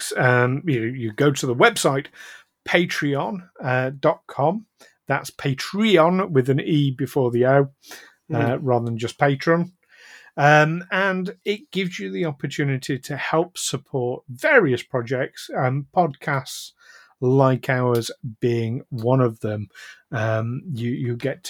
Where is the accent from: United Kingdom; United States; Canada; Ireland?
United Kingdom; we're British.